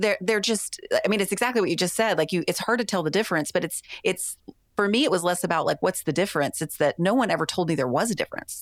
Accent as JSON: {"language": "English", "region": "the South", "country": "United States", "tie": "born or raised there", "said": "I grew up in the Christian church in the South."}